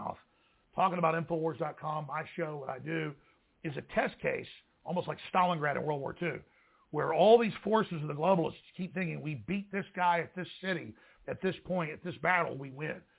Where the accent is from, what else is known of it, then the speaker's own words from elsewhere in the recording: Dallas, Texas, United States; growing up in Dallas